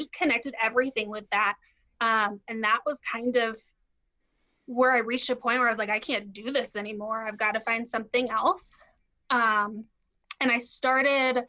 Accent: Denver, Colorado, United States; I grew up in Denver, so close to where you guys are

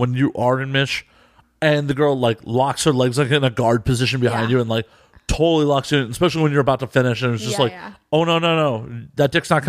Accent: Los Angeles, California, United States; I am from Los Angeles.

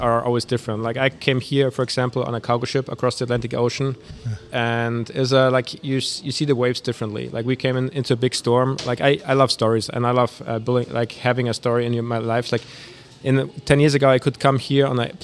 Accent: Munich, Bavaria, Germany; moved away; I grew up in Germany in Munich

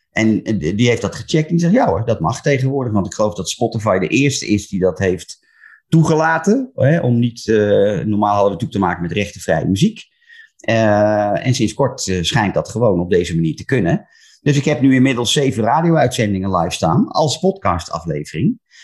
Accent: Laren, North Holland, Netherlands; moved away as an adult; now in Breukelen, Netherlands; Geboren in Laren, in het mooie Gooi, maar woon inmiddels al 20 jaar in Breukelen.

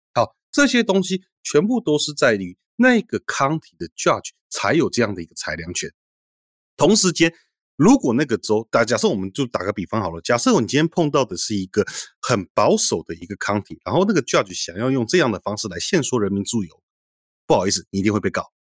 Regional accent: Taiwan; now in United States; 我在台湾成长的时候，我国小大概每三个月要演习一次躲防空洞

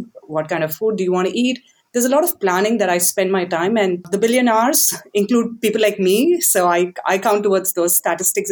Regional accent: India; moved away as an adult; now in United States; I grew up in India and then I've been in the US for the last 10, 12 years

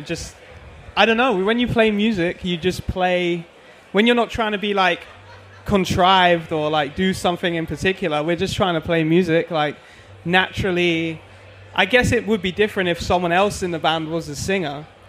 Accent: South East England, United Kingdom; No, just outside. I grew up in like about an hour from London.

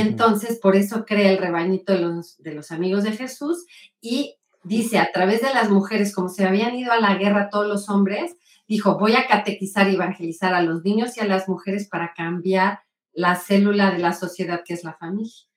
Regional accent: Puebla, Mexico; soy poblana. Del centro de Puebla, aquí nací, toda mi familia es

